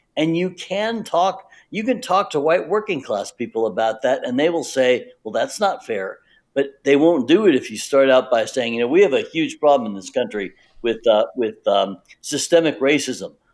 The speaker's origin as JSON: {"language": "English", "region": "the South", "country": "United States", "tie": "born or raised there", "said": "I was pretty sure was going to work in the South because I grew up in the South."}